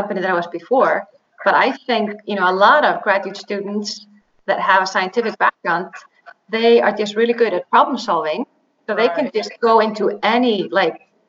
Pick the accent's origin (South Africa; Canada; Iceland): Iceland; moved away as an adult; also born or lived in Dallas, Texas / Duke University, North Carolina; I'm an Icelandic woman. So I was born in Iceland, and I did my bachelor's in biochemistry at the University of Iceland